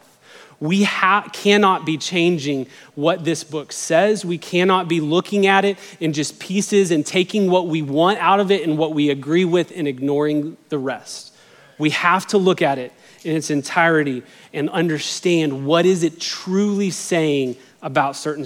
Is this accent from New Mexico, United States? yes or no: yes; Albuquerque, New Mexico, United States; now in Texas, United States; I grew up in Albuquerque, New Mexico, but my mom is from Texas